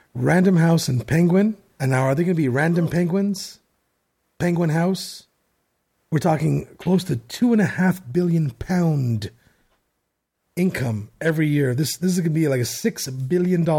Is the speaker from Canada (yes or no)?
yes; Canada; being Canadian